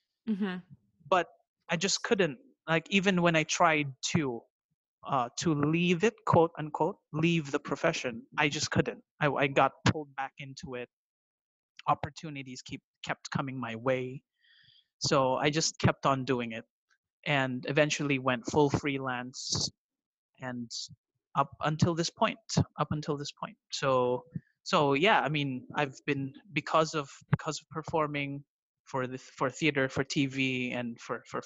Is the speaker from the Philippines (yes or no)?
yes; Philippines; also born or lived in Japan; I am from the Philippines